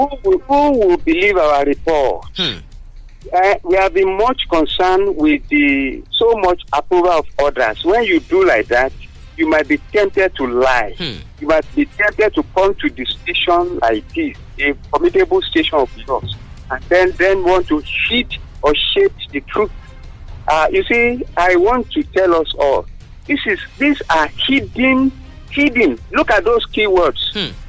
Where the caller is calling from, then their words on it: Abeokuta, Ogun State, Nigeria; from Abeokuta.